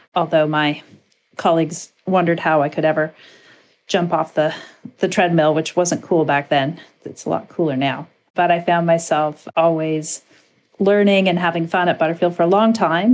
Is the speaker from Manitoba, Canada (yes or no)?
yes; Winnipeg, Manitoba, Canada; growing up in Winnipeg, Manitoba